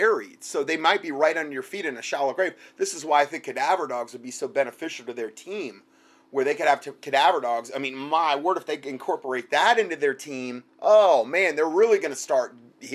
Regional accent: Southwest Florida, United States; moved away; I'm from Southwest Florida. in the subtropics

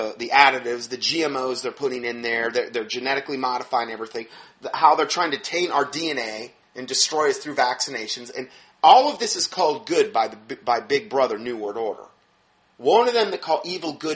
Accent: Fort Myers, Florida, United States; moved away; My hometown, where I was from in Fort Myers

